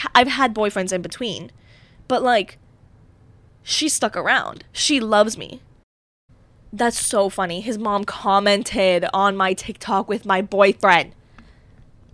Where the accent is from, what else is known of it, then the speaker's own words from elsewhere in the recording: Pittsburgh, Pennsylvania, United States; I'm from Pittsburgh.